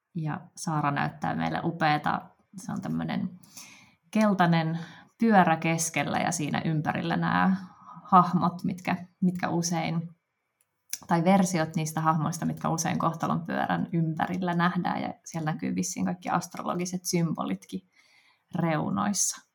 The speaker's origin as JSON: {"language": "Finnish", "town": "Helsinki", "region": "Uusimaa", "country": "Finland", "tie": "born or raised there", "said": "tämä on niin kuin mun, mun kotikaupunki"}